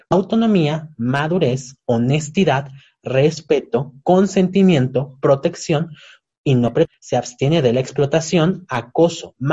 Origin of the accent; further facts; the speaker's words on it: Yucatán, Mexico; soy yucateca